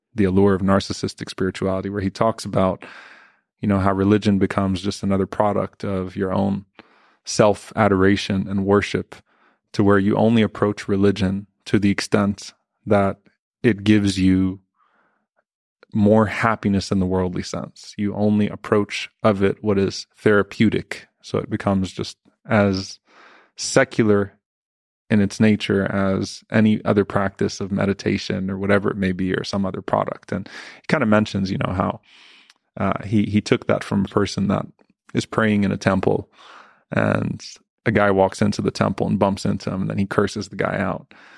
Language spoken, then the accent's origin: English; New Orleans, Louisiana, United States; now in Dallas, United States; I grew up in Louisiana